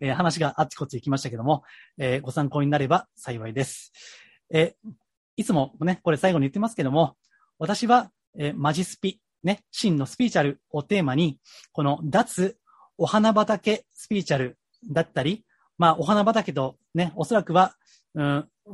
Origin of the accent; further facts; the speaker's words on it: Kansai, Japan; 関西出身ですから